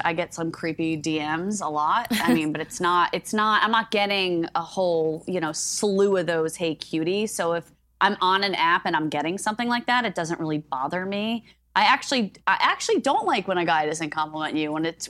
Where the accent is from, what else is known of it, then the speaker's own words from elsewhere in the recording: New Jersey, United States; It's because I'm from Jersey.